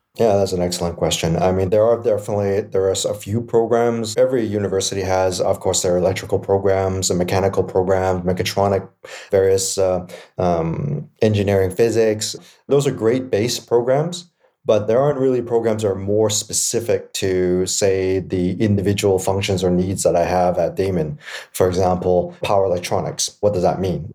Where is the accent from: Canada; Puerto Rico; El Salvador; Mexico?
Canada; Vancouver, British Columbia; I'm born and raised in East Vancouver